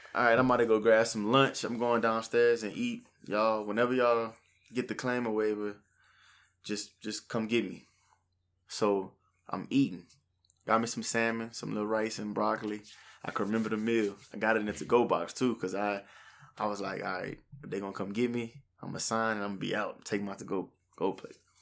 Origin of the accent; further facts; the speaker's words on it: New Iberia, Louisiana, United States; I'm from New Iberia, born and raised